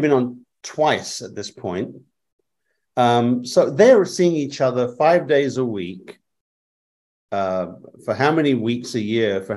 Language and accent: English; England, United Kingdom; moved away; I was raised in England, grew up in England